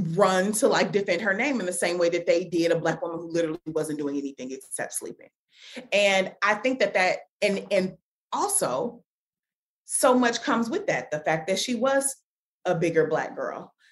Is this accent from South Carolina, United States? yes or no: no; Chicago, Illinois, United States; moved away; also born or lived in Washington, District of Columbia, United States / Atlanta; I'm from Chicago, but then I've also lived in DC, I've lived in Atlanta